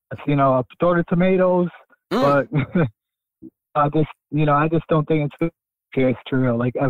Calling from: Brooklyn, New York, United States; from Brooklyn.

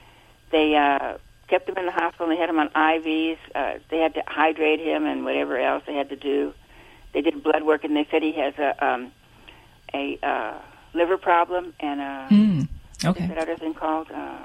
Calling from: Buena Park, California, United States; Buena Park, California.

